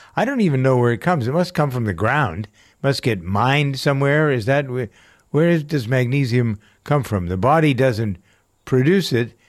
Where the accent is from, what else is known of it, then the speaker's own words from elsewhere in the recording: Framingham, Massachusetts, United States; here in my hometown of Framingham, Massachusetts